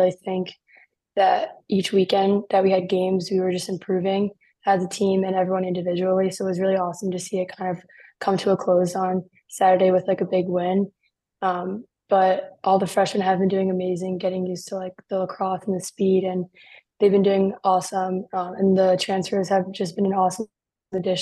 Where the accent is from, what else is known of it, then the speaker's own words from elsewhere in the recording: Short Hills, New Jersey, United States; growing up in New Jersey